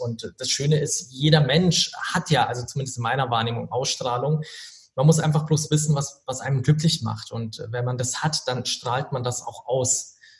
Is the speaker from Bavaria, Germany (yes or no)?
yes; Regensburg, Bavaria, Germany; Also ich komme tatsächlich aus Regensburg